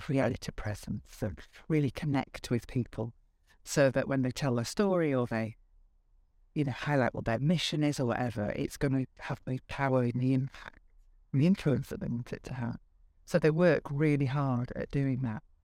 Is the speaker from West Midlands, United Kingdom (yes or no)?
no; Bradford, Yorkshire and the Humber, United Kingdom; also born or lived in Liverpool / Lancashire; now in Northwich, United Kingdom; I am a Yorkshire